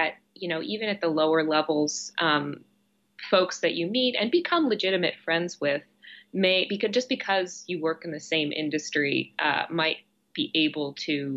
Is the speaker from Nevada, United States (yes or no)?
no; Silver Spring, Maryland, United States; moved away as an adult; also born or lived in Chicago, United States; now in Los Angeles, United States; I was born in Silver Spring, Maryland, which is just outside of Washington, DC